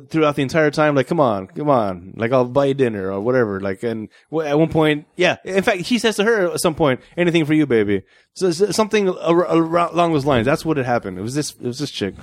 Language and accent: English; United States; moved away; my home country